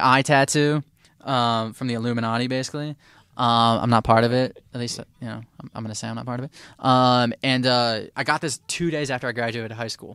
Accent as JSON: {"language": "English", "town": "Detroit", "region": "Michigan", "country": "United States", "said": "I'm from Detroit"}